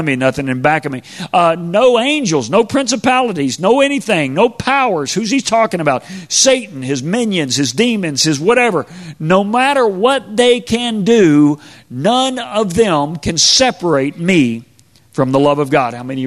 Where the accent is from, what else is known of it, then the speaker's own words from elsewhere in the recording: Spring, Texas, United States; I grew up in Spring, Texas